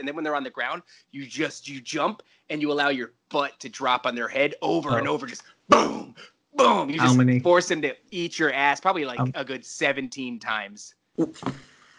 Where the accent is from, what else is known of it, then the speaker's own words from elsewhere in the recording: United States; I'm an American.